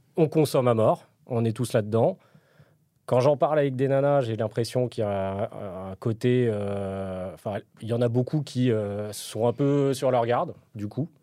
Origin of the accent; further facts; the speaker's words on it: Paris, Île-de-France, France; je suis parisien